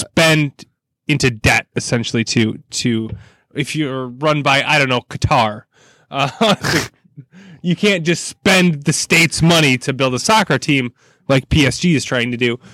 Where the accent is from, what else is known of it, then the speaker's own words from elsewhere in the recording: United States; as an American